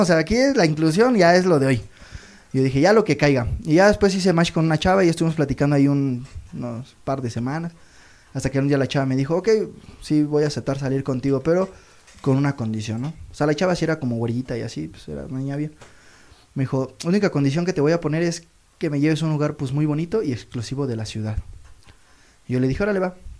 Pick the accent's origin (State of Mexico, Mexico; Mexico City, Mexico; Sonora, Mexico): State of Mexico, Mexico; Toluca; yo vengo de allá de Toluca